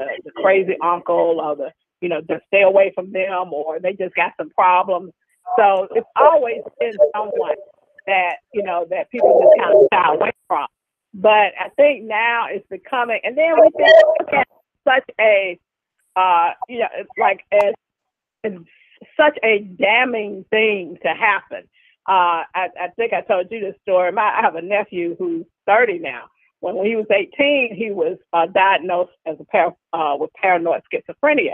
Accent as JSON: {"language": "English", "town": "Birmingham", "region": "Alabama", "country": "United States", "said": "I'm from Birmingham, Alabama"}